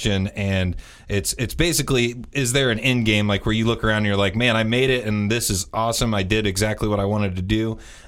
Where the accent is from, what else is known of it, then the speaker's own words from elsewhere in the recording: Indiana, United States; glorified Hoosiers. we're from Indiana.